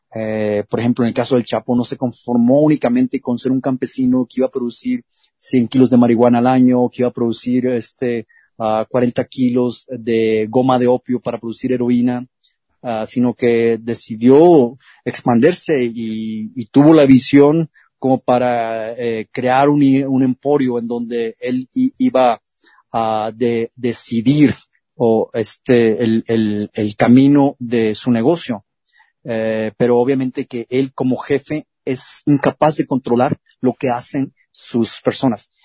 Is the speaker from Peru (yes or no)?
no; Culiacán, Sinaloa, Mexico; En Culiacán, Sinaloa, de donde yo soy originario